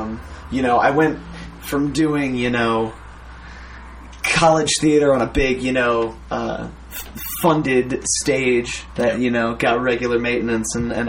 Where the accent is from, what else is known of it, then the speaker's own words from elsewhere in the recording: Long Island, New York, United States; moved away as an adult; also born or lived in Plattsburgh; now in Brooklyn, United States; I grew up on Long Island, and so after school, I went back with my girlfriend, and I lived with my parents for a year